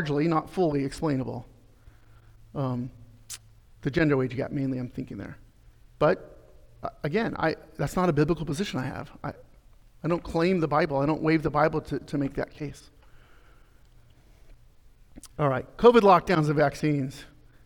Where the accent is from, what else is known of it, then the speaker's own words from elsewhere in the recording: Arizona, United States; I'm from Arizona.